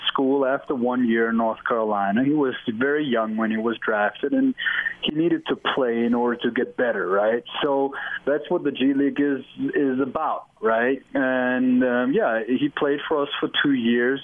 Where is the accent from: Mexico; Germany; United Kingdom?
Germany; English is a second language; moved away as an adult; now in Salt Lake City, United States; I'm from Germany